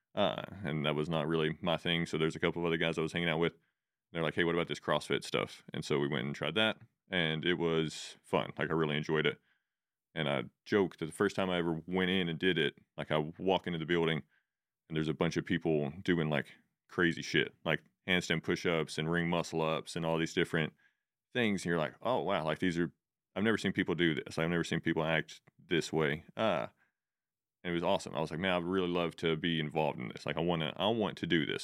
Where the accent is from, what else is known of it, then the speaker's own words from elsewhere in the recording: Spring Lake, Texas, United States; originally I grew up in a place called Spring Lake. Uh, it's way up, like, pretty, not quite the panhandle of Texas